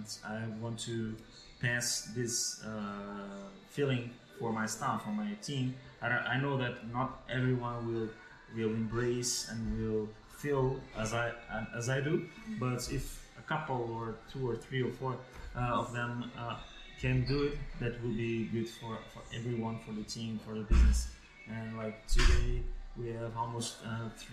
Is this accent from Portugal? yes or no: yes; Vila Nova de Gaia, Norte, Portugal; also born or lived in Germany; now in Porto, Portugal; I'm from Gaia